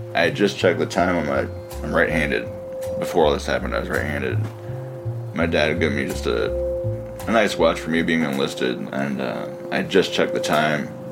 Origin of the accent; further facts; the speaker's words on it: Midwest, United States; also born or lived in Seoul, South Korea; being adopted at 10 months old, growing up in the Midwest